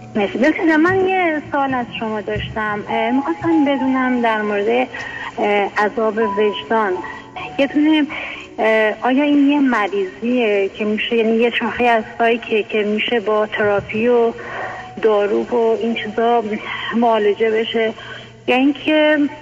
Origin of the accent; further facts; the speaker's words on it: Iran; moved away as an adult; now in United States; من الان 20 سال هست که امریکا زندگی میکنم قبلش هم که توی ایران بودم